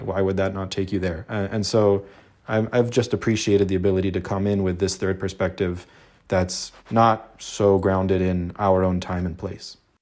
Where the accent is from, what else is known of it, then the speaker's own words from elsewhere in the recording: Los Angeles, California, United States; I was born in Los Angeles to, uh, an Egyptian Muslim family and, you know, grew up, um, very much close to my Muslim community here in L